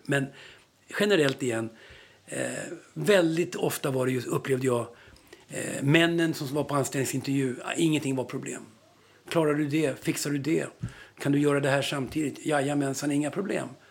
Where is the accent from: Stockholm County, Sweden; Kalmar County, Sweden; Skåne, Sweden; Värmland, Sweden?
Stockholm County, Sweden; Stockholm; i Vällingby, det området där jag växte upp